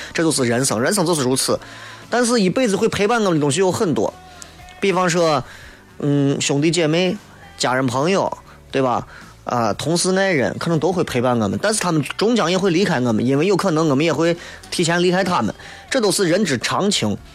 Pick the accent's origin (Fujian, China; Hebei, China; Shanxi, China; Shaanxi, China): Shaanxi, China; Xi'an; 咱作为一个西安人，作为陕西人来说